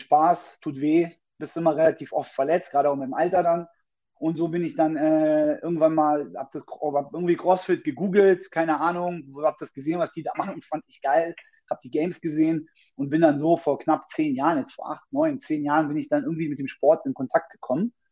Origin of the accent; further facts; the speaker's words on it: Berlin, Germany; ich bin 38 Jahre, bin gebürtiger Berliner